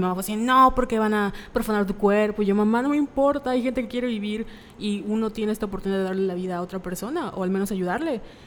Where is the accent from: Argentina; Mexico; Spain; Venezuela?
Mexico; la cultura como mexicana